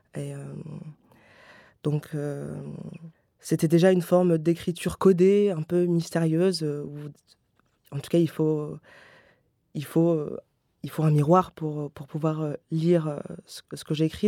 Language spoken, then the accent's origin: French; Paris, Île-de-France, France; je viens déjà de Paris